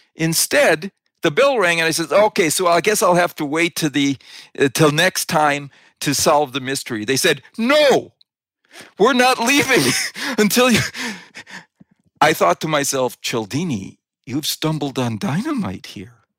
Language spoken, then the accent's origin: English; Wisconsin, United States; I grew up in Wisconsin